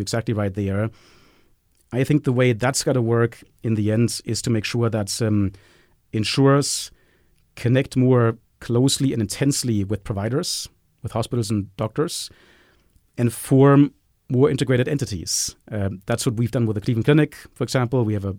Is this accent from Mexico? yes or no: no; Germany; accent: German; English is a second language; I can say this with my German accent.